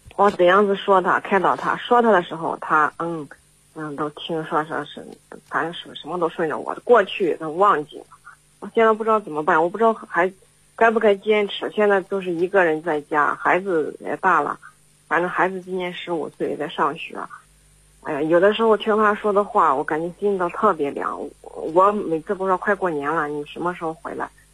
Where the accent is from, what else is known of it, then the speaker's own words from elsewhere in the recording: Henan, China; 我是来自我们河南的